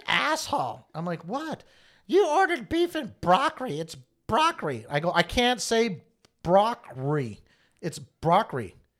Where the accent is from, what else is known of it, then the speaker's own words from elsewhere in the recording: Japan; I mean, I grew up in Japan for many years.